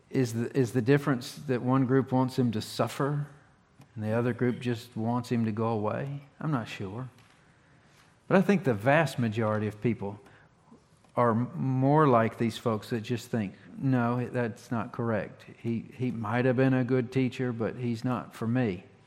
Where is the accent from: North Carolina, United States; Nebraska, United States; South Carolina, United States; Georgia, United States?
North Carolina, United States; A lot of people would think that I'm from Virginia. I'm not. I'm from Carolina. I was born in Durham County General Hospital in 1978.